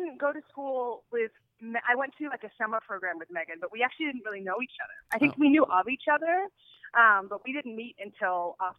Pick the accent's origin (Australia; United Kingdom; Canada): Australia; I don't know if I would classify myself as an Australian pop star, but I appreciate